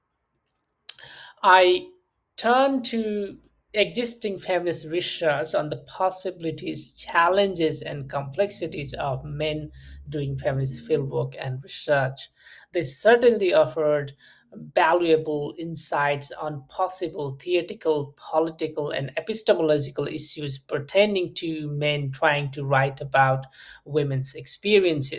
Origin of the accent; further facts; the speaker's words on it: Nepal; I'm from Nepal, and I had first-hand experiences of conflict and many post-war challenges and complexities